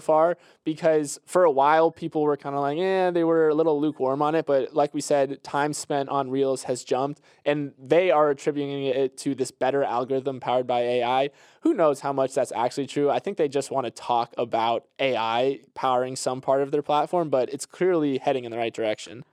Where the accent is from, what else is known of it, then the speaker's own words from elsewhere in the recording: Florida, United States; I'm from Florida